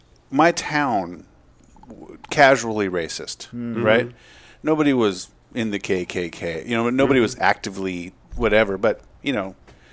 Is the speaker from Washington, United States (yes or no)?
yes; Seattle, Washington, United States; I'm the first generation on the West Coast. We come from the Deep South, Confederate both sides.